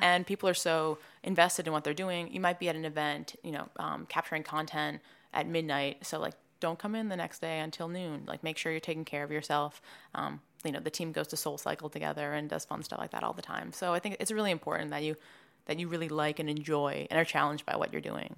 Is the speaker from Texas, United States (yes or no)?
no; Swampscott, Massachusetts, United States; moved away as an adult; also born or lived in North Carolina; now in New York, United States; I'm from Swampscott, Massachusetts. It's right outside Boston. I grew up there